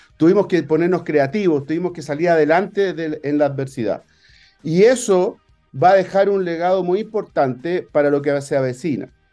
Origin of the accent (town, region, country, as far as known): Chile